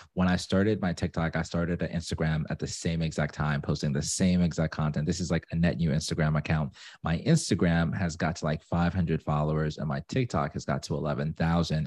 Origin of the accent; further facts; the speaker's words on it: Zimbabwe; now in Atlanta, United States; I'm from Zimbabwe, but I live in Atlanta.